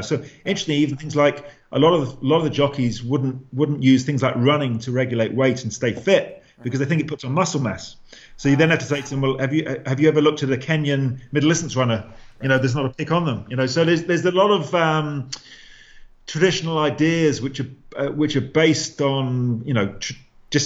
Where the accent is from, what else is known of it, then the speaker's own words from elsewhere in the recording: England, United Kingdom; also born or lived in Ireland; now in Limerick, Ireland; I'm English.